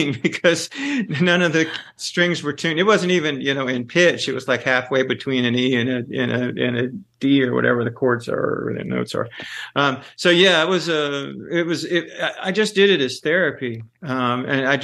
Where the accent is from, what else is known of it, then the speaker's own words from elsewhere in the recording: Pensacola, Florida, United States; accent: Southern; now in Athens, United States; Right now I'm in Athens, but I grew up in Pensacola